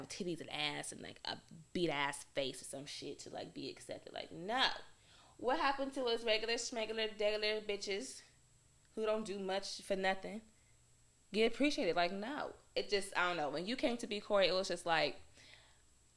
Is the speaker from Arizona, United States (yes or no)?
yes; Arizona, United States; me growing up in Arizona